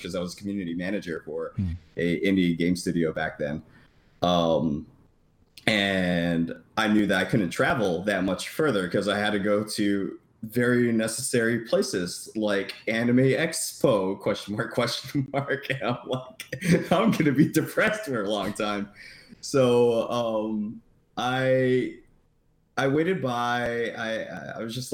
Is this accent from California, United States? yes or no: no; Florida, United States; I'm from Florida